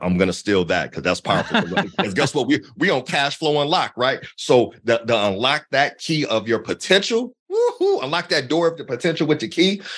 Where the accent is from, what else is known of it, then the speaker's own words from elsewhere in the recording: Akron, Ohio, United States; I'm a kid from Akron